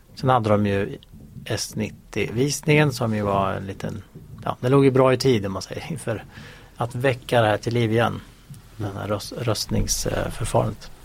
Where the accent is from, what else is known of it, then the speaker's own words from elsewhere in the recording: Sweden; som svensk